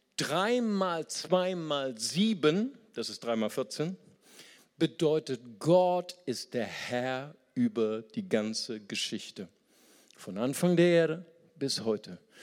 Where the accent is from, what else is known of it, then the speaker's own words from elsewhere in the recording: Germany; Für uns als Deutsche